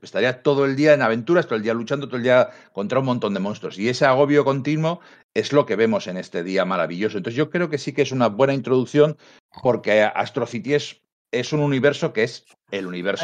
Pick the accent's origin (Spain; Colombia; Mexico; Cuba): Spain; Bilbao, Basque Country; yo siempre digo que yo soy de Bilbao, capital del multiverso